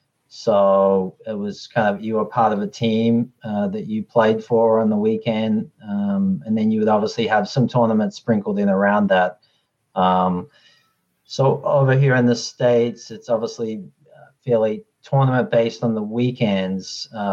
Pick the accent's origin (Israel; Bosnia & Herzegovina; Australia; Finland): Australia; how I grew up with tennis in Australia is a little different than how it's structured over here.